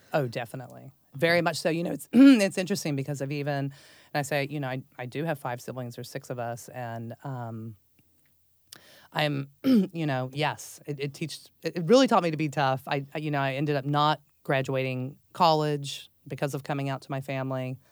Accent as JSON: {"language": "English", "town": "Dallas", "region": "Texas", "country": "United States", "tie": "born or raised there", "said": "I grew up in Texas and Dallas um, from a very large family."}